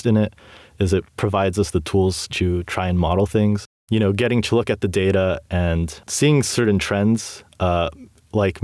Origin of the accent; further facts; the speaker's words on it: Brazil; moved away; I grew up in Brazil